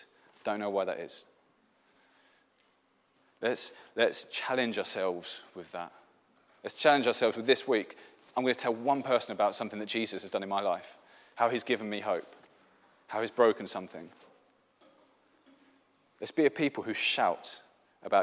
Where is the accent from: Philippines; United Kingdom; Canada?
United Kingdom; England; first language English; now in Sweden; I'm an English Christian